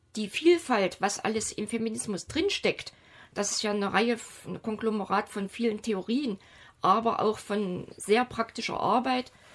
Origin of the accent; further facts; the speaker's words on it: Germany; ich bin als in der DDR aufgewachsene Frau